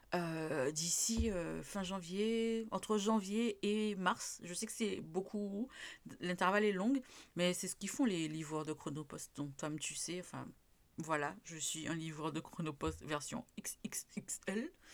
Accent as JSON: {"language": "French", "country": "Martinique", "said": "chez nous en Martinique"}